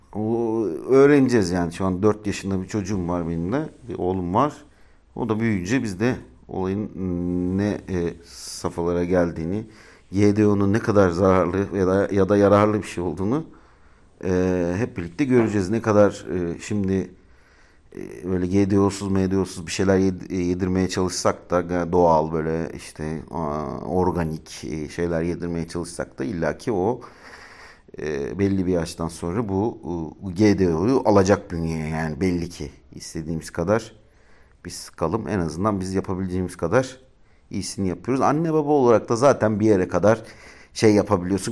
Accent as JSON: {"language": "Turkish", "region": "Ankara", "country": "Turkey", "tie": "born or raised there", "moved": "as an adult", "lives_now": "Istanbul, Turkey", "said": "Ankaralıyım ben. Ankara'da doğdum büyüdüm. 18 ee, yaşından sonra da işte şeye e, İstanbul'a geldim."}